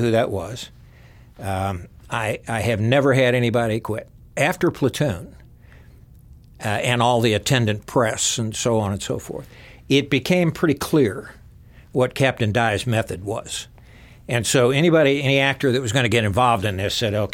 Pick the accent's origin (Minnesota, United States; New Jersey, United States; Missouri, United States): Missouri, United States; Southeast; I'm from Southeast Missouri. Note how I say the state. So I grew up in the kind of the doorway to the Ozarks